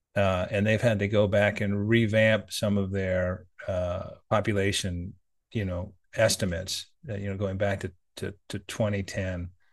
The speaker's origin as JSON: {"language": "English", "country": "United States", "said": "as an American"}